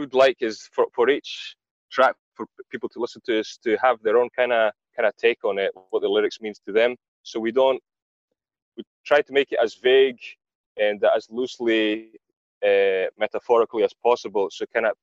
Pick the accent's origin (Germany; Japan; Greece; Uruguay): Greece; accent: Greek; my Greek accent